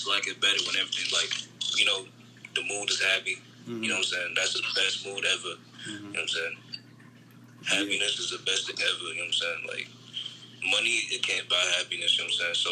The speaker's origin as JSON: {"language": "English", "area": "Long Island", "region": "New York", "country": "United States", "said": "I'm from Long Island. It's a small neighborhood"}